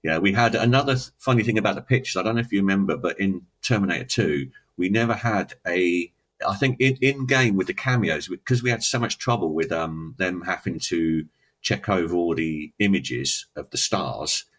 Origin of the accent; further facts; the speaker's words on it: England, United Kingdom; being English